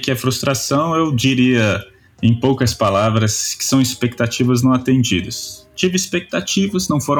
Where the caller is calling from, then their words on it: Brasília, Federal District, Brazil; E é isso aí, eu tô falando aqui de Brasília, Igreja Nova Capital.